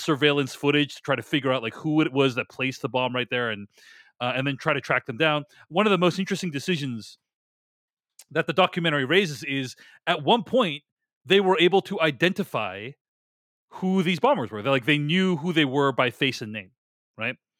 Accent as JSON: {"language": "English", "town": "Boston", "region": "Massachusetts", "country": "United States", "moved": "yes", "said": "I was from Boston"}